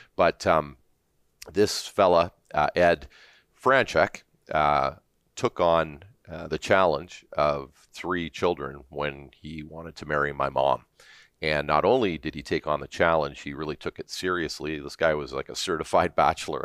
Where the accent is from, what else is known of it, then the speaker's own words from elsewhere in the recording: Hamilton, Ontario, Canada; also born or lived in Toronto, Ontario; now in Alberta, Canada; I grew up in, um, initially in Stony Creek, Ontario, uh, near Hamilton, up on the escarpment.